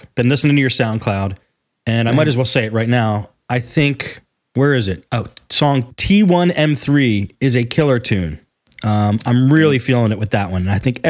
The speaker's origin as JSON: {"language": "English", "town": "Philadelphia", "region": "Pennsylvania", "country": "United States", "tie": "born or raised there", "said": "I grew up in Philly, so it's just across the river, just jump across the river."}